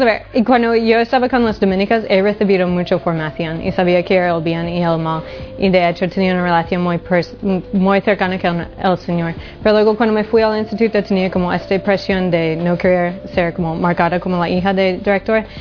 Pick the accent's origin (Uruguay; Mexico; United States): United States; Honolulu, Hawaii; moved away; Nací en Honolulu, Hawaii.